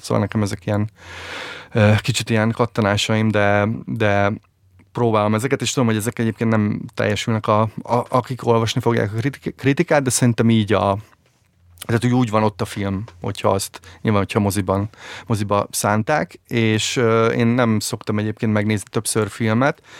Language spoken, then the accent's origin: Hungarian; Szolnok, Jász-Nagykun-Szolnok, Hungary; ezerkilencszáznyolcvankettőben születtem Szolnokon